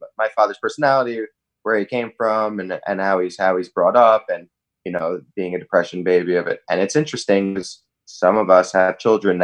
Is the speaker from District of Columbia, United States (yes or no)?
no; New York, United States; I was brought up in New York